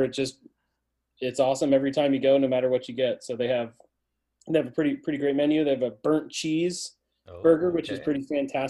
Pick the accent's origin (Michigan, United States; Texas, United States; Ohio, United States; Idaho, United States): Ohio, United States; Fairborn; moved away as an adult; now in Westfield, United States; I grew up in Fairborn, Ohio, which is just outside of Dayton. It's where I was born and raised. Went to Fairborn High School, then went to college in the Dayton area